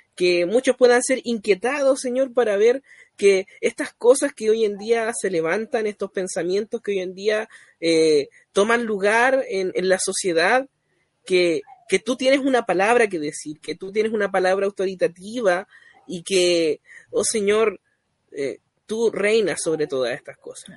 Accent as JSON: {"language": "Spanish", "country": "Chile", "also_born_or_lived": "Coltauco, O'Higgins Region", "said": "soy chileno, residente en la sexta región, en la comuna de Coltauco"}